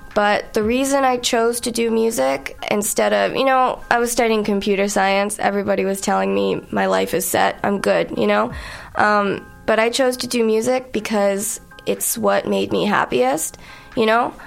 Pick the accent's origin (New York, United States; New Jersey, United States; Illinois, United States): New York, United States; moved away as an adult; now in Montreal, Canada; I'm from New York